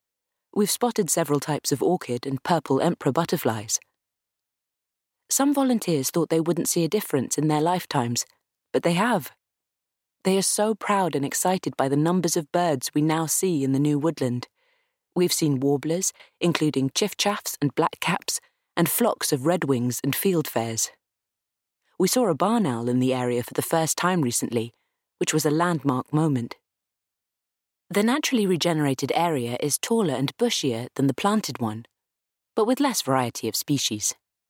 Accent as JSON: {"language": "English", "region": "South East England", "country": "United Kingdom", "tie": "born or raised there", "said": "I was brought up on the South Downs, and several members of my family worked on some of the big estates nearby, so it's in my bones."}